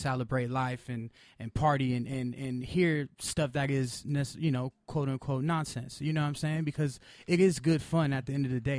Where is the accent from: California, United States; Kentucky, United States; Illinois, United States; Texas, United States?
California, United States; Pasadena; I grew up in Pasadena, so it was like a mixture of a bunch of people.